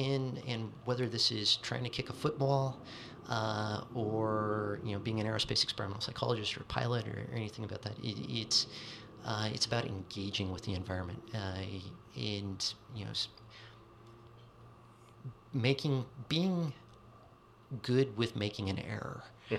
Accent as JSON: {"language": "English", "region": "Pacific Northwest", "country": "United States", "tie": "born or raised there", "said": "Okay, so unfortunately, I grew up in the Pacific Northwest during the early 90s, really, was my high school period."}